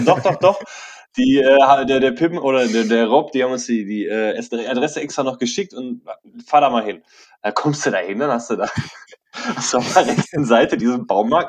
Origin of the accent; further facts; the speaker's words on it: Bochum, North Rhine-Westphalia, Germany; bei uns in Bochum